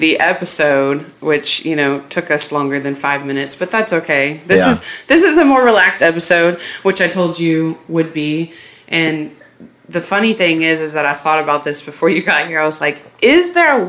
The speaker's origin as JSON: {"language": "English", "country": "United States"}